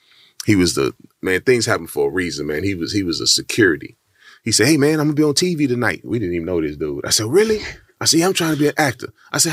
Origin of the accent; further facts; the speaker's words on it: Texas, United States; I'm from Texas